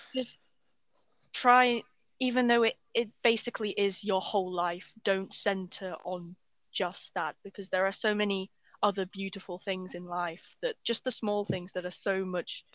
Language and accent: English; Ukraine; also born or lived in England; now in United Kingdom; I've basically lived in Ukraine most of my life